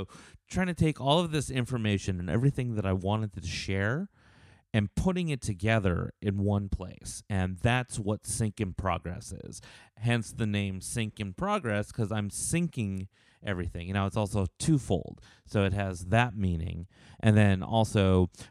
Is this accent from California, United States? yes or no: yes; Los Angeles, California, United States; moved away as an adult; also born or lived in Las Vegas, Nevada; now in Nashville, United States; I'm actually originally from Los Angeles, from California